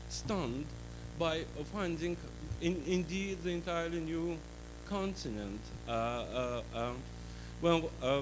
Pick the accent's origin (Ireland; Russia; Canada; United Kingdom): Russia; English is a second language; moved away as an adult